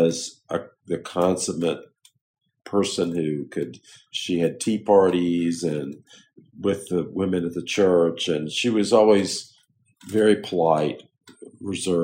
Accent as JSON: {"language": "English", "town": "Jonesville", "country": "United States", "tie": "born or raised there", "moved": "yes", "said": "when I grew up in Jonesville, it was like 2,300 people."}